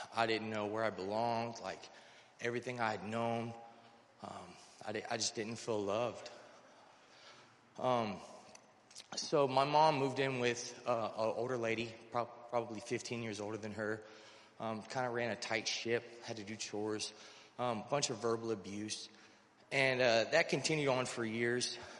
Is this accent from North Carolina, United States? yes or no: yes; North Carolina, United States; I'm originally from North Carolina.